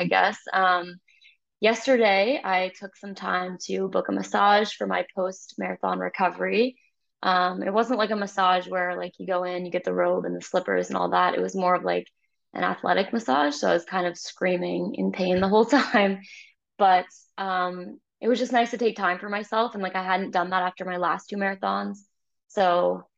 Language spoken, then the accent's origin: English; Finger Lakes region of New York, United States; moved away as an adult; now in Toronto, Canada; I grew up in the Finger Lakes region of New York, really pretty region.